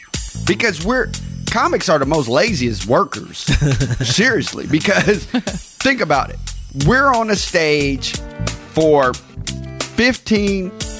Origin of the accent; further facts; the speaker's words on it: Sacramento, California, United States; I'm from Sacramento, 916 till the day I die.